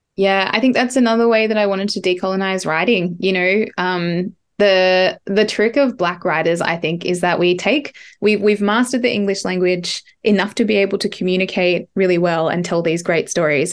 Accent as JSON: {"language": "English", "area": "Ngarra country", "region": "New South Wales", "country": "Australia", "tie": "born or raised there", "also_born_or_lived": "Barrawal country", "moved": "yes", "said": "I grew up on Ngarra country and some of this collection was written on Ngarra. I currently live on Barrawal"}